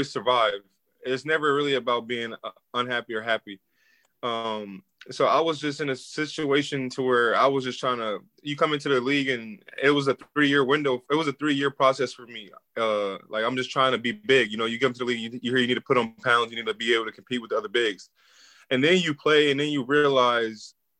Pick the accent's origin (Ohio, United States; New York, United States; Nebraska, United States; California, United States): Nebraska, United States; Omaha; moved away; also born or lived in Atlanta, Georgia / Minnesota; I'm from Omaha.